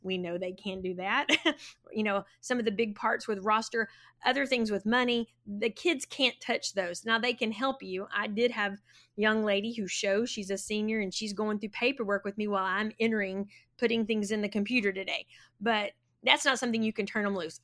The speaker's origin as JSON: {"language": "English", "town": "Florence", "region": "Texas", "country": "United States", "tie": "born or raised there", "said": "I went K through twelve at Florence High School, and then went to Tarleton State University, and then, uh, came back to Florence"}